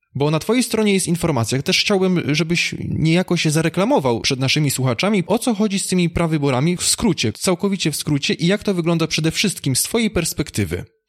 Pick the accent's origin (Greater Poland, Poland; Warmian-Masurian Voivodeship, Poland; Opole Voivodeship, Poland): Opole Voivodeship, Poland; pochodzę mniej więcej z tamtych okolic, województwo opolskie